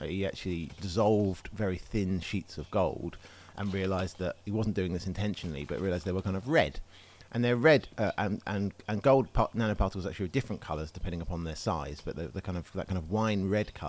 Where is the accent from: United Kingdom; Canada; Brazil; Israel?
United Kingdom; England; as an Englishman